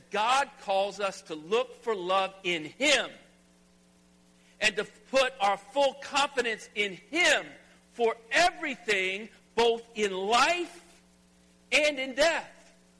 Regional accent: Alabama, United States; also born or lived in Mississippi; And you know that I came from Alabama, I lived in Mississippi, and At the heart, I'm still a country boy.

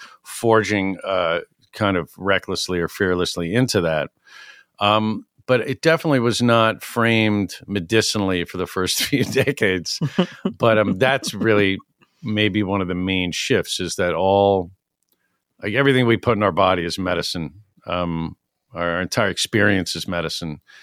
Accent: New York City, New York, United States; now in Egremont, United States; I grew up in New York City

